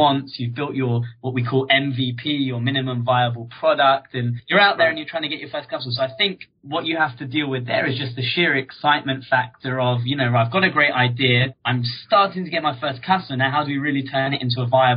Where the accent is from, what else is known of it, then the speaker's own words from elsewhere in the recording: London, United Kingdom; I grew up in Northwest London in a place called Hendon